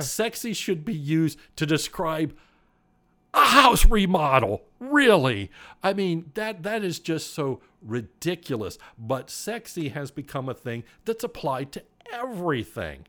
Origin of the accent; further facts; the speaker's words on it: United States; I was born in the United States of America